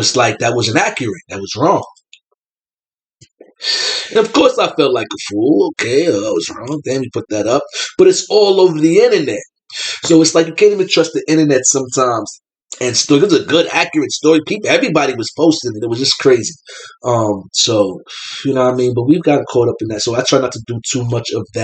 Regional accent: New York City, New York, United States; now in Troy, United States; I'm from New York City. I'm from the Bronx. I'm from the Bronx, the South Bronx

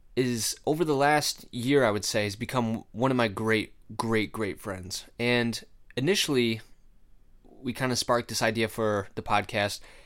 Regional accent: Rochester, United States; my hometown, uh, Rochester.

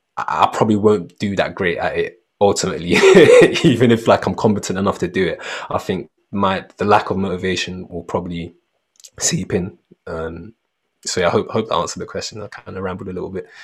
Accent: London, United Kingdom; growing up in Peckham

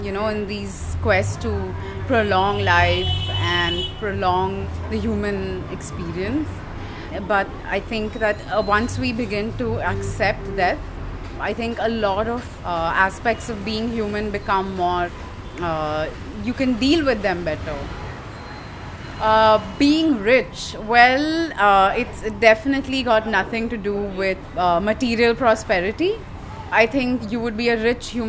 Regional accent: Mumbai, Maharashtra, India; also born or lived in Baroda, Gujarat / Netherlands; I'm from Mumbai. I grew up here

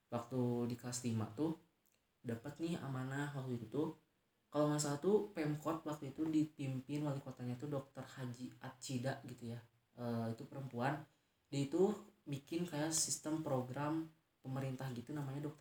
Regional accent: Tasikmalaya, West Java, Indonesia; born there; Aku lahir di Tasikmalaya

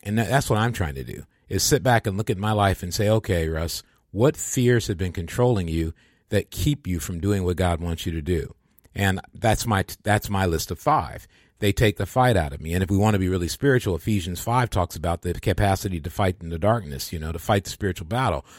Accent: Michigan, United States; moved away; I'd gone home to my hometown in Michigan

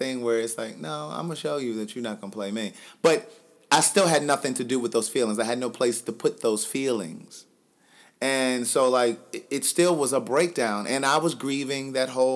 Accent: Maryland, United States; moved away as an adult; also born or lived in Atlanta, Georgia / Los Angeles, California; I'm from Maryland, so I've partied in Maryland and D.C.

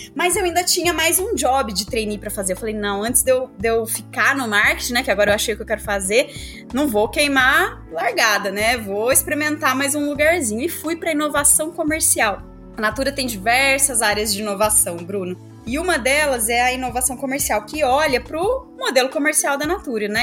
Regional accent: interior of São Paulo, Brazil; also born or lived in southern Minas Gerais; sou mineira, nasci no interior de Minas Gerais, no sul, vivi aí minha vida toda no interior de São Paulo

